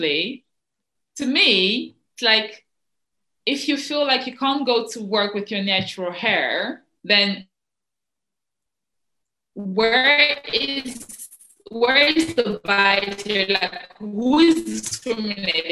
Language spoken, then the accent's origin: English; Netherlands; also born or lived in Cameroon; I came here when I was 8